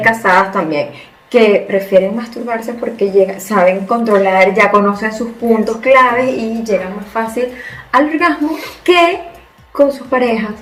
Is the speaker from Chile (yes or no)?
no; Venezuela; moved away as an adult; now in Spain; somos venezolanos de nacimiento, españoles por herencia